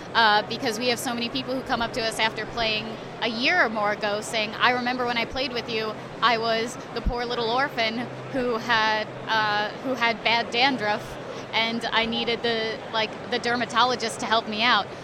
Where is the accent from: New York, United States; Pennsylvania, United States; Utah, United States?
New York, United States; I'm from New York